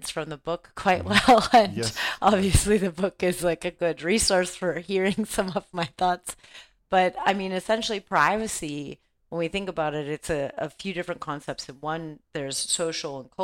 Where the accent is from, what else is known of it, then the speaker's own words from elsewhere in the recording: Los Angeles, California, United States; I grew up in Los Angeles, California, during a time of a lot of political change